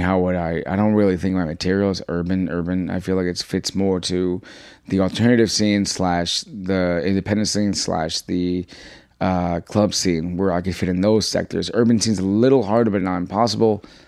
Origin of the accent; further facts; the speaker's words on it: New York City, New York, United States; I was born here. I was raised in Jackson Heights, Queens